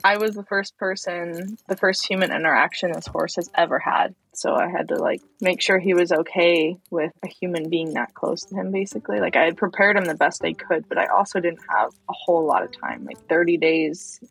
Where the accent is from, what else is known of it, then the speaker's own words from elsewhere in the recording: Central Florida, United States; I grew up in Central Florida